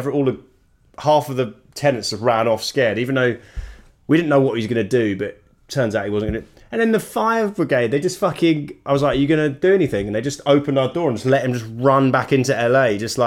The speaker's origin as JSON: {"language": "English", "country": "United Kingdom", "moved": "as an adult", "lives_now": "Los Angeles, United States", "said": "being British"}